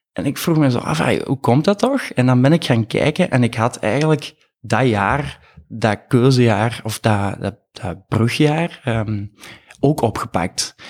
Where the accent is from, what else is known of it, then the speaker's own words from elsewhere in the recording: Mol, Flanders, Belgium; moved away as an adult; also born or lived in Leuven / Antwerp; ben afkomstig van de Kempen, van Mol, opgegroeid